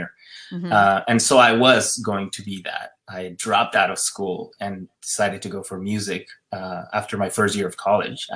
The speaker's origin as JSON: {"language": "English", "country": "Ecuador", "tie": "born or raised there", "also_born_or_lived": "West Hollywood, United States", "moved": "as an adult", "lives_now": "United States", "said": "I'm from Ecuador, and I was born and raised there. I moved here, you know, when I was 21"}